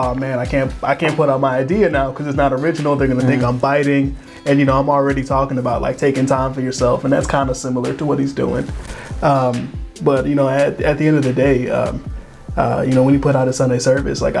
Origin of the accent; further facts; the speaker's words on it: Willoughby, Ohio, United States; also born or lived in Cincinnati / Columbus; I grew up in Willoughby, and then I stay out in Heights now